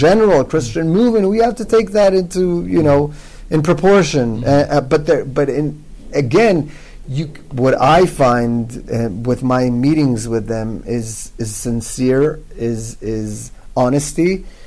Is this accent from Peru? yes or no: no; Israel; English is a second language; although I'm born and bred Israeli, that's not my mother tongue, English